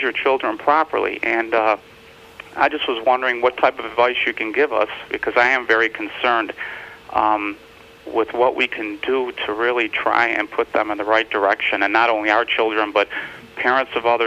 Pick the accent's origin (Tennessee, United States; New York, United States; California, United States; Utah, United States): New York, United States; We're from New York.